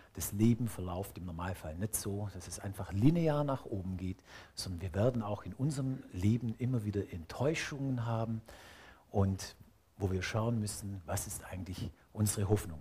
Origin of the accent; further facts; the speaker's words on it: Swabia, Germany; als Schwabe